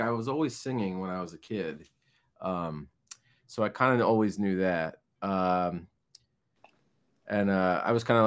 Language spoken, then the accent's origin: English; Lansdale, Pennsylvania, United States; moved away as an adult; now in New Jersey, United States; I'm originally from Lansdale, Pennsylvania.